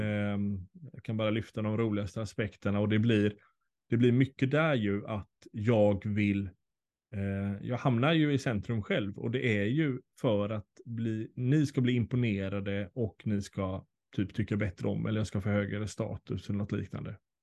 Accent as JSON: {"language": "Swedish", "country": "Sweden", "said": "oss som svenskar"}